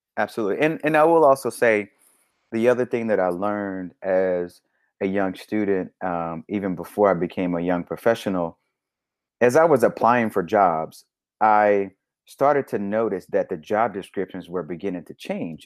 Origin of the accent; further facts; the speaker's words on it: Little Rock, Arkansas, United States; moved away; I'm from Little Rock, Arkansas, born and raised